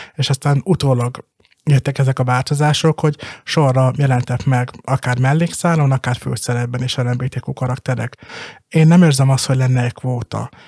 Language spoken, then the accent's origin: Hungarian; Balassagyarmat, Nógrád, Hungary; Balasagyarmaton, a szülővárosomban